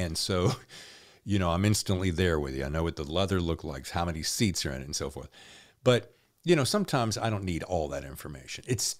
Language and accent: English; the South, United States; Yeah, I think I grew up with the same. Yeah, you know, we grew up well in the South.